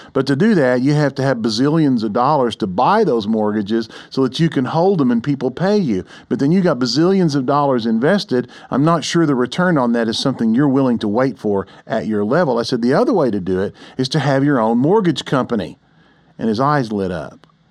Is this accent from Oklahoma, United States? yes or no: yes; Oklahoma City, Oklahoma, United States; I grew up here in Oklahoma City